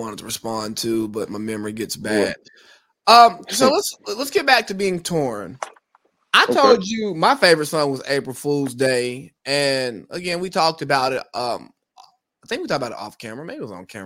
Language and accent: English; Cartersville, Georgia, United States; I grew up in Cartersville